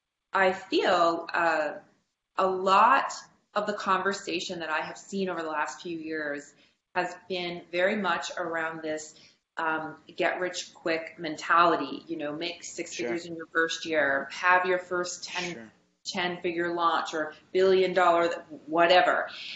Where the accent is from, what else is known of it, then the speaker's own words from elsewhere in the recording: Canada; for me as a Canadian, I wanted to stay in Canada. That was important to me.